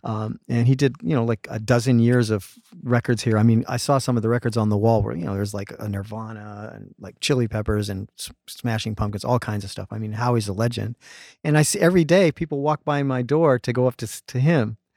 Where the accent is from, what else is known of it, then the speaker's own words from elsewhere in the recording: Canada; now in Los Angeles, United States; I'm Canadian. I grew up in Canada, a lot of fishing, hunting